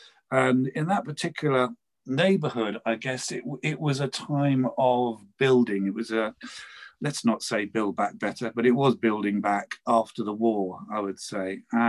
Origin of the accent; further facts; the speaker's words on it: London, United Kingdom; accent: English; We lived in the London Borough of Brent